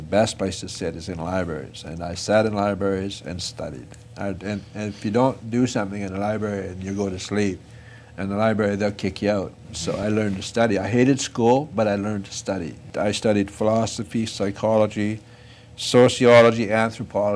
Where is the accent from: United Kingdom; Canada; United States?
Canada; Fort St. John, British Columbia; my hometown, Fort St. John